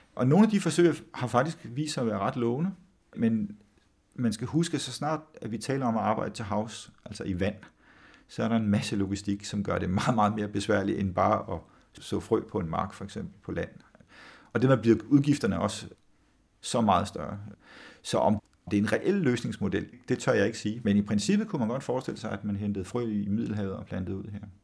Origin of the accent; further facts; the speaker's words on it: Samsø, Central Denmark Region, Denmark; moved away; jeg voksede op på Samsø oprindeligt